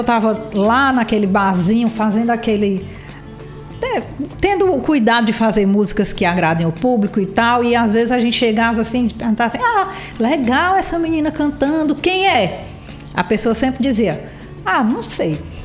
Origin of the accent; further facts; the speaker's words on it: Ceará, Brazil; eu sou cearense